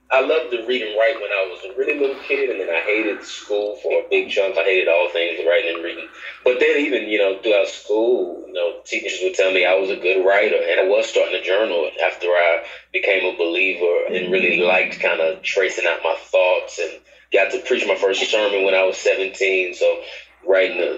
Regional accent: Dallas, Texas, United States; now in Atlanta, United States; Born and raised in Dallas, Texas. Grew up there

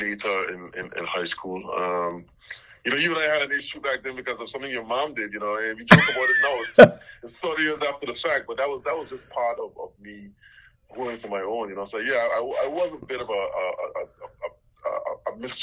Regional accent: South Hill, Anguilla; born or raised there; also born or lived in Little Harbour, Anguilla

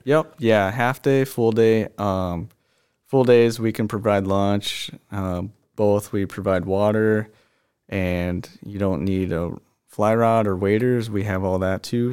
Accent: Lake Minnetonka, Minnesota, United States; we grew up on Lake Minnetonka, and that's all we did was fish and wakeboard

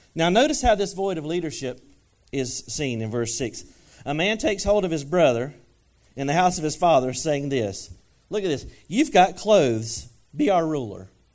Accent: United States; I'm American

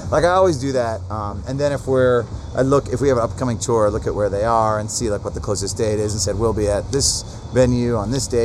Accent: Atlanta, Georgia, United States; We're from Atlanta.

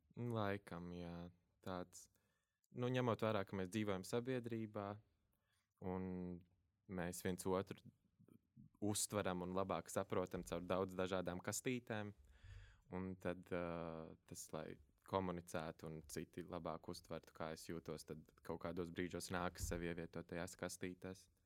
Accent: Valmiera, Valmiera Municipality, Latvia; es no Valmieras, mazas pilsētas, ar vecākiem robežsargiem, vienīgais bērns ģimenē

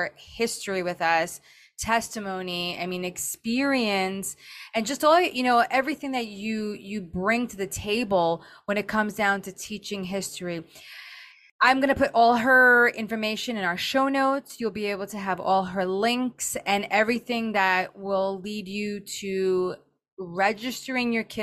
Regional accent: New York City, New York, United States; now in New Jersey, United States; I'm from Jersey too. Like I was born, I was in Brooklyn. I moved to Jersey, met my husband in New Jersey.

